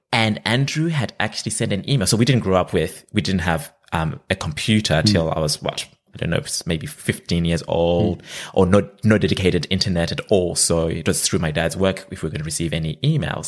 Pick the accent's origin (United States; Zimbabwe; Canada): Zimbabwe; moved away as an adult; now in Australia; I'm originally from Zimbabwe. That's where I grew up